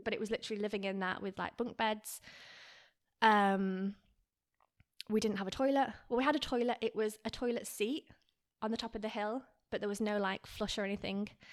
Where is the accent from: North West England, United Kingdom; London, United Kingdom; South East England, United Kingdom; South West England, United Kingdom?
North West England, United Kingdom; Lancaster; moved away as an adult; also born or lived in Garstang / Australia; now in Miami, United States; I was born in Lancaster, but I actually grew up in a small town called Garstang.